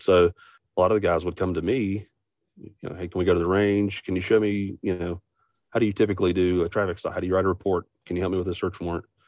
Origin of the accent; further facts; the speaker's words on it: West Virginia, United States; I'm from Best Virginia